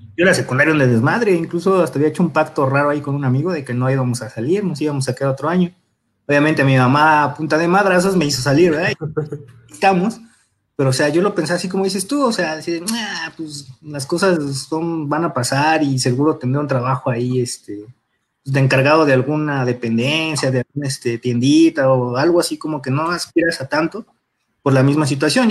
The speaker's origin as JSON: {"language": "Spanish", "region": "Mexico City", "country": "Mexico", "tie": "born or raised there", "said": "De Iztapalapa, bueno, Iztapalapa, Nesa, York, en los límites, justo en la avenida Texcoco"}